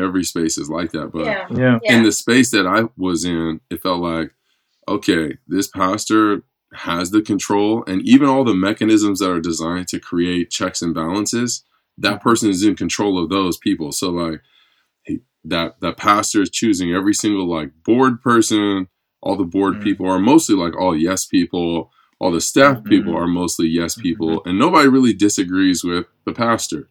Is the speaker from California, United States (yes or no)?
yes; Inland Empire, California, United States; I grew up in Assemblies of God Church in the Inland Empire